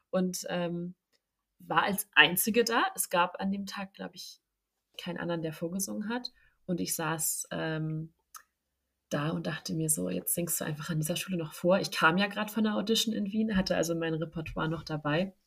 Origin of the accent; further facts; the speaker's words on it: Hamburg, Germany; ich komme ja aus Hamburg